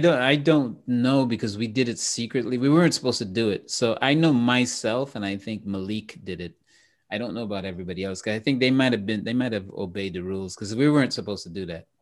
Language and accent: English; Trinidad & Tobago; I'm from, I'm from Trinidad and, and Trinidad and Tobago